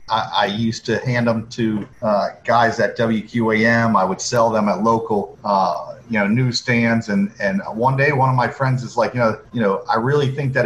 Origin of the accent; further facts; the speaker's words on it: Florida, United States; Yeah, I went to Miami Palmetto Senior High School.